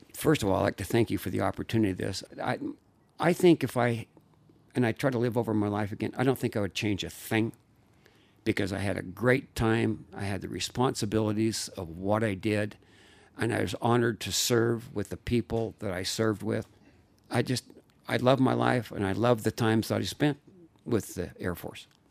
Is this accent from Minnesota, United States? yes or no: no; Layton, Utah, United States; I was raised in Layton, Utah